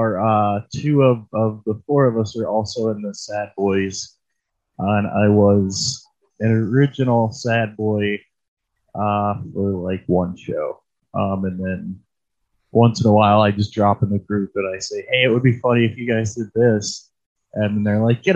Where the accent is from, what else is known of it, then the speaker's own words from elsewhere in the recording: Cleveland, Ohio, United States; also born or lived in Columbus, Ohio; I'm from Cleveland, so I've been here more than I was there